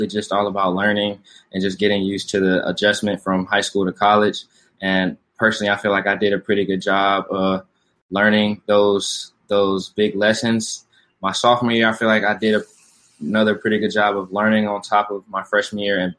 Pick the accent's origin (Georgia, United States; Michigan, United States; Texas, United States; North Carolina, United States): Georgia, United States; Atlanta; moved away as an adult; now in Houston, United States; I am from Atlanta, Georgia, born and raised